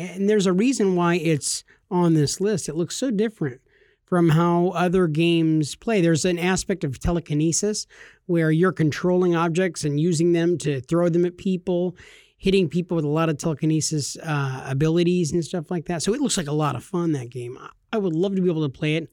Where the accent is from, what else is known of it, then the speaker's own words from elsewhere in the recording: California, United States; we're from California